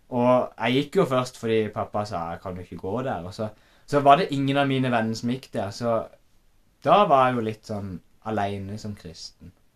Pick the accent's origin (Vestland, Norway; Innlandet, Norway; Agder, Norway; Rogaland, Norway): Agder, Norway; Øvrebø; jeg har vokst opp på Homme gård.